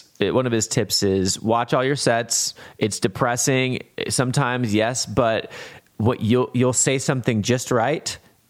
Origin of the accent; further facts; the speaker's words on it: Kansas, United States; Born and raised in Kansas, man.